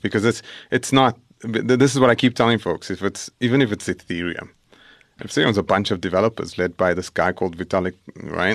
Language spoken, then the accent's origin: English; Johannesburg, Gauteng, South Africa; I grew up in El Dorado Park, south of Johannesburg